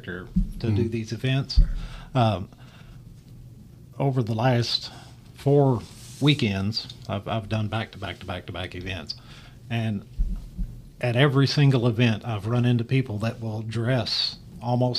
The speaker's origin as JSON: {"language": "English", "area": "Jackson County", "region": "Kentucky", "country": "United States", "said": "I'm from Jackson County"}